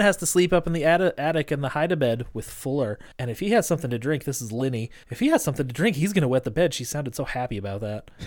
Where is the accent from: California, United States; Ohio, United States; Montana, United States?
Montana, United States; Great Falls; moved away; I'm from Montana